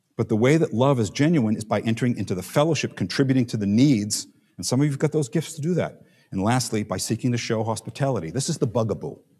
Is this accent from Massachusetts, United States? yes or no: no; New York City, New York, United States; we're from Staten Island